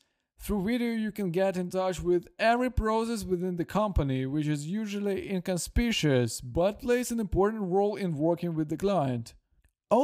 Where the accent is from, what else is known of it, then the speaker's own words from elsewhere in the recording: Brest, Brest Region, Belarus; now in Minsk, Belarus; And I also wanted to move to Minsk. I'm from Brest.